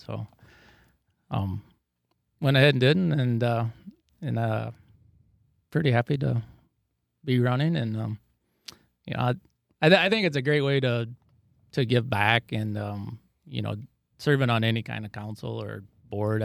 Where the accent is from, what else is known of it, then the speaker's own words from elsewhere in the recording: Dike, Iowa, United States; I grew up here in Dyke. Uh, I lived on a, grew up on a farm two miles west of Dyke